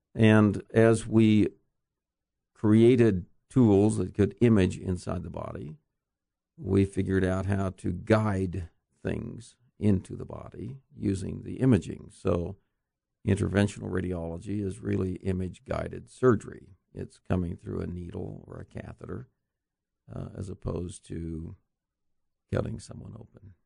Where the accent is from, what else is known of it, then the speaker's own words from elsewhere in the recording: Orem, Utah, United States; also born or lived in Idaho / Arizona / California / Pennsylvania; I'm um, a Utah native, Okay. Actually born in Idaho, but moved to Utah as a young boy. Uh, grew up in Orem